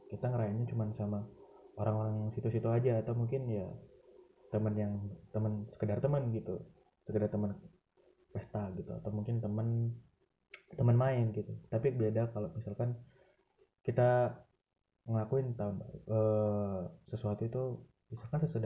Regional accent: Malang, East Java, Indonesia; aku ya sebagai warga Malang sebagai orang yang emang dari lahir udah tinggal di Malang

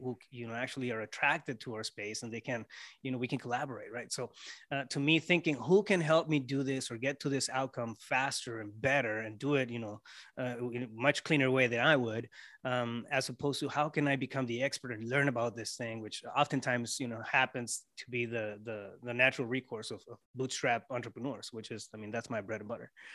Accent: Yuma, Arizona, United States; also born or lived in Mexico; I was born, um, born and raised in Yuma, Arizona, but, uh, we lived on the Mexico side for a while

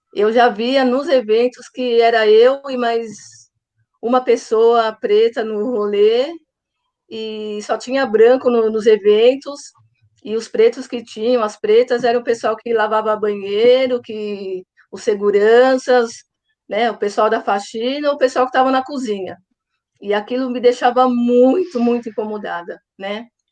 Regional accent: São Paulo, Brazil; sou de São Paulo

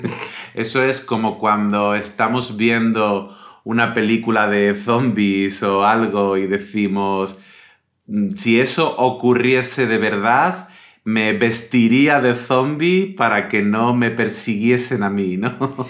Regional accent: Pontevedra, Galicia, Spain; moved away; cuando era pequeño y vivía en Galicia, en Pontevedra

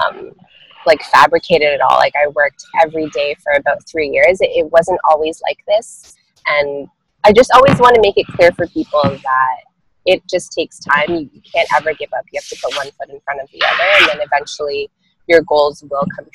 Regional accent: Toronto, Ontario, Canada; born and raised in Toronto, Canada

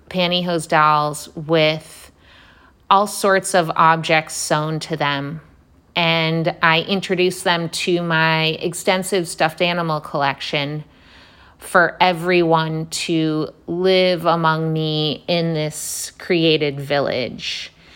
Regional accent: Detroit, Michigan, United States; now in Brooklyn, New York, United States; I was born and raised in Detroit, or suburban Detroit

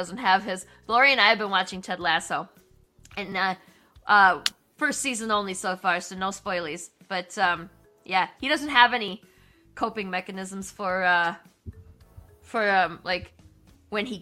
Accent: Wisconsin, United States; I grew up in Wisconsin, like we're right there

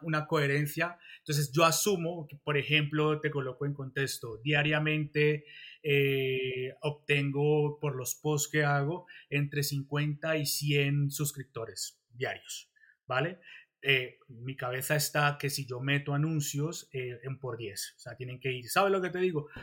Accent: Colombia; moved away as an adult; now in Spain; soy colombiano, pero pues también soy español

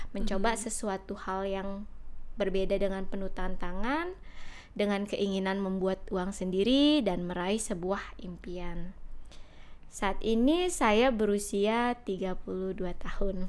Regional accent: Jakarta, Indonesia; first language Indonesian; moved away as an adult; now in Bali, Indonesia; menetap lebih lama di kota Jakarta di mana saya dibesarkan dan disekolahkan sampai tamat SMA

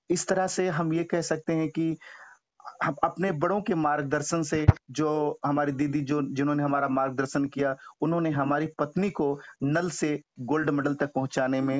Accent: North India, India; first language Hindi; moved away; यहाँ पर आकर चूंकि हम एक उत्तर भारत से बिलोंग्स रखते थे हमारी मातृभाषा भी हिंदी थी अंग्रेजी भी हमको उतना अच्छा नहीं आती

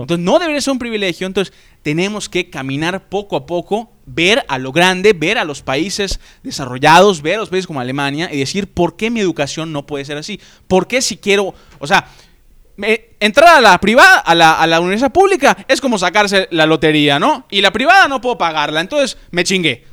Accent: Yucatán, Mexico; todos somos mexicanos, todos somos yucatecos

